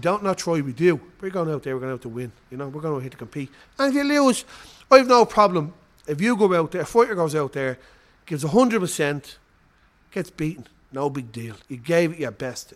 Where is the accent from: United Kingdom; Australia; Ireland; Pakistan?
Ireland; we're from Ireland, the fighting Irish.